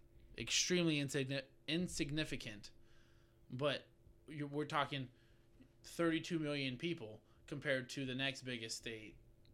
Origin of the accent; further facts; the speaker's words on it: California, United States; moved away; I'm from California